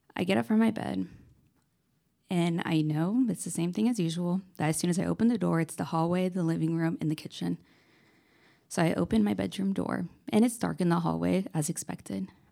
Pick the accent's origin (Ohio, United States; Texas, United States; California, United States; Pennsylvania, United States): California, United States; Lakewood; I'm originally from Lakewood, California